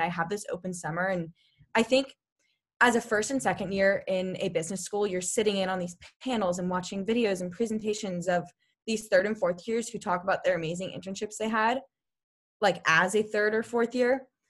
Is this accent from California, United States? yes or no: yes; Sacramento, California, United States; I'm from Sacramento